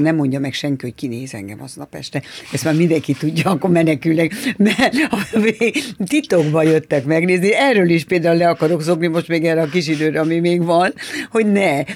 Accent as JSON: {"language": "Hungarian", "region": "Budapest", "country": "Hungary", "tie": "born or raised there", "said": "Én Rákos Csaba új telepen nevelkedtem. És a harmadik kerületben"}